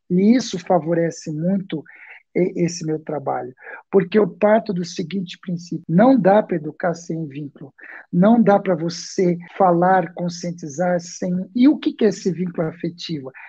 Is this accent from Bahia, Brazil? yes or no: no; São Paulo, Brazil; also born or lived in Santo André; Eu esqueci de falar, eu sou aqui de São Paulo, né? É, nascido em Santo André, moro aqui em São Paulo.